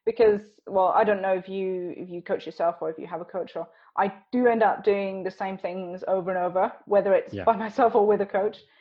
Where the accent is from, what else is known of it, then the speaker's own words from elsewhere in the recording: Switzerland; I grew up in Switzerland, but my mum and dad are British